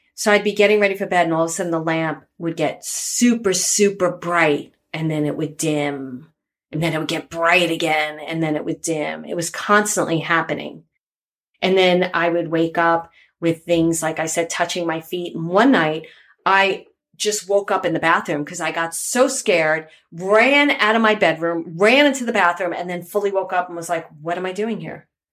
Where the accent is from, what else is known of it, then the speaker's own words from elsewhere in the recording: New York City, New York, United States; I grew up in Bay Ridge, Brooklyn